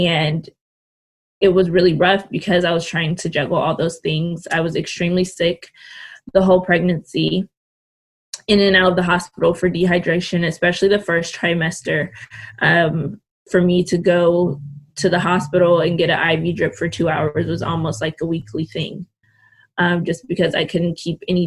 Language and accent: English; Richmond, California, United States; born and raised in California. Actually in the Bay Area. I'm from Richmond, California